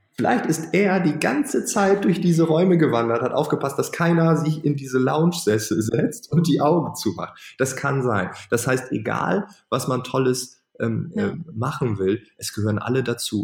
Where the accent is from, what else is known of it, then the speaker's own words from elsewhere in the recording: East Frisia, Lower Saxony, Germany; ich bin Ostfriese